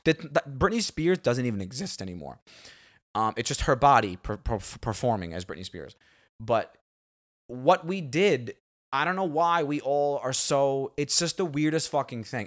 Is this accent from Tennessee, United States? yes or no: no; New York City, New York, United States; moved away; growing up in Staten Island